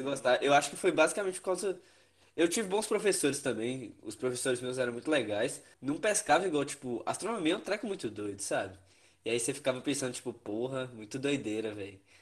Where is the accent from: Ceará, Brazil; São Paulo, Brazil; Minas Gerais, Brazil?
Minas Gerais, Brazil; Espinosa; moved away as an adult; now in Viçosa, Brazil; eu sou de Espinosa, no norte de Minas